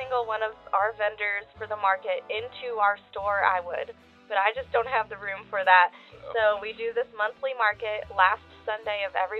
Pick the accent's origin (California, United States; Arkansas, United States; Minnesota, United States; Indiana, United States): California, United States; now in Waco, United States; Well, we are from California originally, but we moved here about 2 years ago.